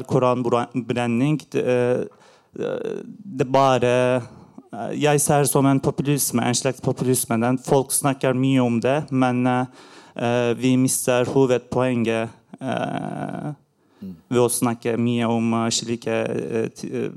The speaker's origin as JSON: {"language": "Norwegian", "country": "Turkey", "second_language": "Norwegian", "moved": "yes", "lives_now": "Norway", "said": "Eh, mitt navn er …, og eh, jeg kom eh, til Norge fra Tyrkia for fem år siden."}